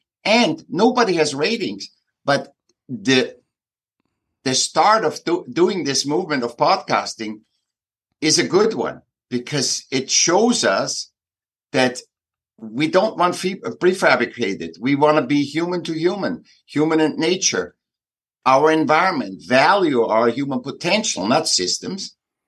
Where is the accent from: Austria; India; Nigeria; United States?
Austria; Vienna; Yeah, I'm from Vienna, from Austria.